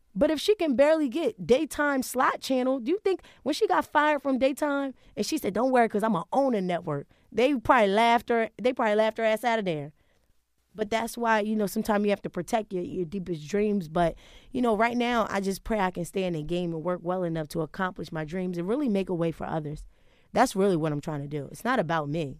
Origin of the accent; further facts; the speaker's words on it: Wilmington, Delaware, United States; now in Harlem, New York, United States; growing up in Wilmington, it was rough